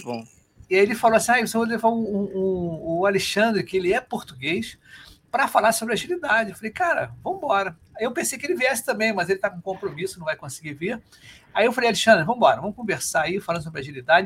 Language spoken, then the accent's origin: Portuguese; Rio de Janeiro, Brazil